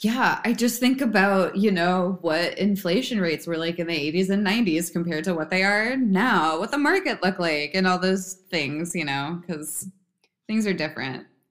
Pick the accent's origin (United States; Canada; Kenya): United States; Bedminster, New Jersey; I'm originally from uh, Bedminster, New Jersey